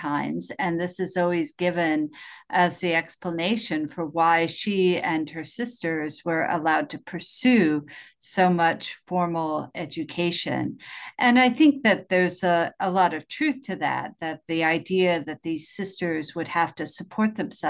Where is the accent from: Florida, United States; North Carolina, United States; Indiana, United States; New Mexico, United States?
Indiana, United States; Fort Wayne; now in River Falls, United States; I grew up in Fort Wayne, Indiana, which is essentially Edith Hamilton's hometown.